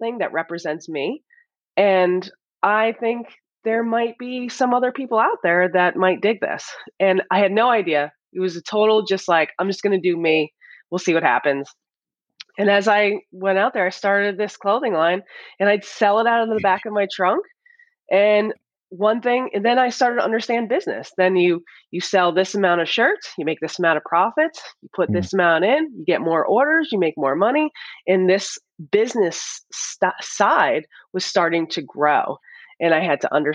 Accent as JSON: {"language": "English", "region": "Northern New Jersey", "country": "United States", "tie": "born or raised there", "said": "growing up in New Jersey"}